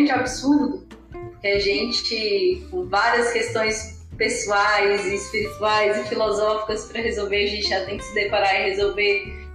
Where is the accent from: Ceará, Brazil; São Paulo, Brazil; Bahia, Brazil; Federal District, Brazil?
Federal District, Brazil; Brasília; now in Palmas, Brazil; tenho 33 anos, sou brasiliense, mas sou tocantinense de coração, já moro aqui em Palmas, Tocantins há muito tempo.